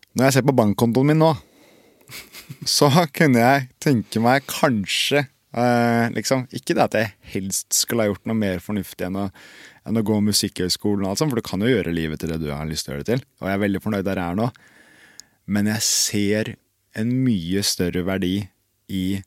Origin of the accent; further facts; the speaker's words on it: Bærum, Akershus, Norway; jeg kommer fra Bærum